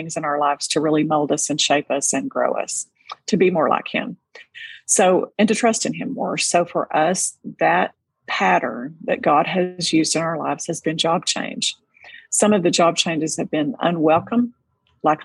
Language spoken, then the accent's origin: English; Texas, United States; being a Texas girl, that's a familiar term to me, because growing up in Tornado Alley